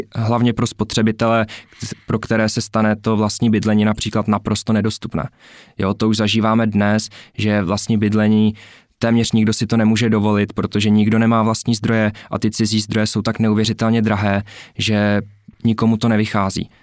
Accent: Czechia; tady u nás v Tuzemsku

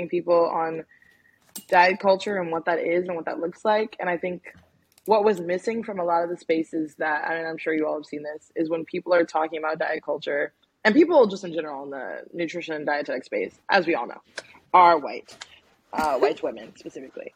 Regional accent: Maryland, United States; moved away as an adult; also born or lived in Washington, District of Columbia, United States; now in New Orleans, United States; I'm originally from Maryland, and I was born in DC and from the DMV area

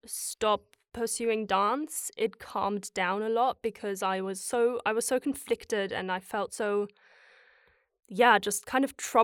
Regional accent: Germany; And growing up in Germany, where the performing arts aren't supported as much as they are here

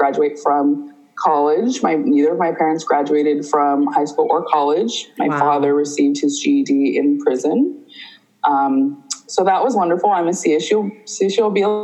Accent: Huntington Beach, California, United States; also born or lived in Santa Ana; I was from Orange County. I spent most of my life in Huntington Beach

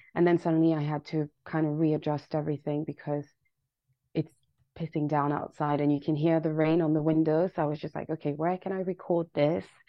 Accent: Paris, Île-de-France, France; moved away as an adult; now in London, United Kingdom; I was born and raised in uh, Paris both of my parents are from Senegal

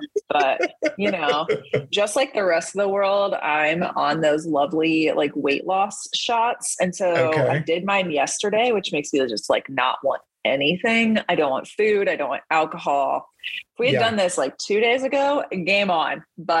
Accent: Ohio, United States; moved away as an adult; also born or lived in North Carolina / Alaska / New Mexico / Texas; now in Austin, United States; I grew up in Ohio. Then I moved to North Carolina for graduate school, then Alaska, then New Mexico, and now Texas for the long haul.

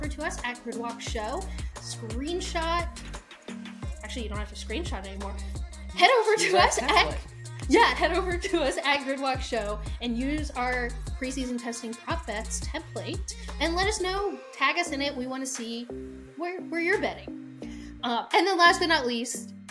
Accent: United States; we're American

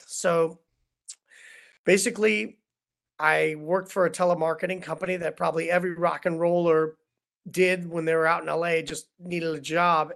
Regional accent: Cleveland, Ohio, United States; moved away as an adult; also born or lived in Los Angeles; as a kid growing up in Cleveland, Ohio

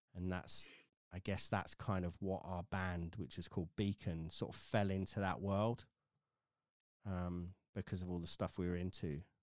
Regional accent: village outside of Wokingham, South East England, United Kingdom; I grew up in a little sort of village outside of Wokingham, which is outside of Reading.

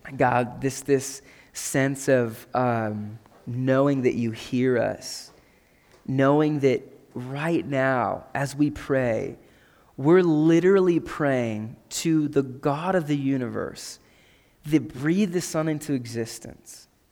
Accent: McCook, Nebraska, United States; I grew up in McCook, Nebraska

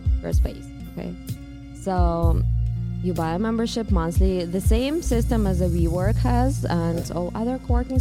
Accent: Russia; moved away as an adult; now in New York, United States; I'm from Russia originally.

